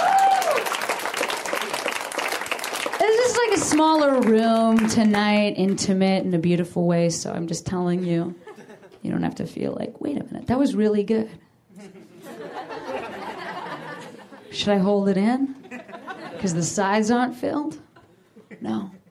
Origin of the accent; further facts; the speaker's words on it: Chicago, Illinois, United States; now in Los Angeles, United States; I'm from Chicago, and I love my city a lot